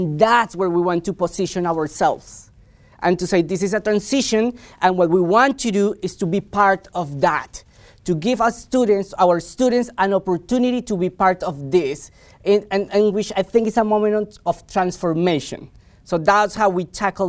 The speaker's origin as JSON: {"language": "English", "country": "Colombia", "tie": "born or raised there", "moved": "as an adult", "said": "I'm from Colombia. I was educated in Colombia. I lived in Colombia for the better part of my life."}